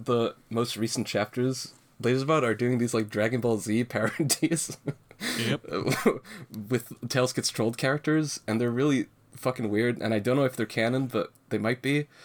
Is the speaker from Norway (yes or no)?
yes; Norway; now in Japan; I actually traveled back to my hometown, the same town which Andre resides